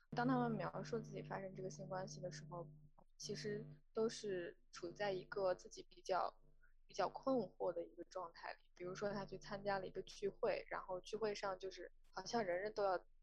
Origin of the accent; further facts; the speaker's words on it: China; 在中国我，就是我是九四年出生的